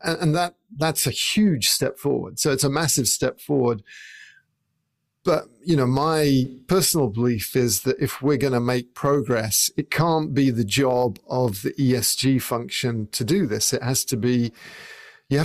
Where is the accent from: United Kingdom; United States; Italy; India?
United Kingdom; England; I would say a lorry, because I grew up in England